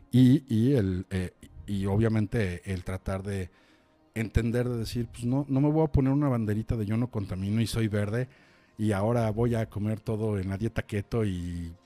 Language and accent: Spanish; Chilango, Mexico City, Mexico; siendo chilangos